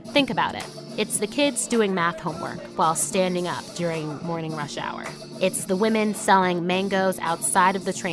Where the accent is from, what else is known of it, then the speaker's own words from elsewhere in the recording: New York City, New York, United States; Both of my parents were born and raised in New York. So were my brother